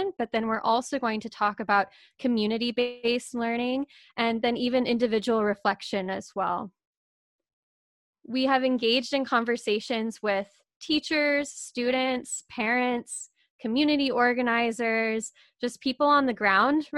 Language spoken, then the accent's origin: English; Houston, Texas, United States; also born or lived in Toronto; When I was 10 years old, we moved out to the suburbs on the north side of Houston. But then I moved back into Houston proper for university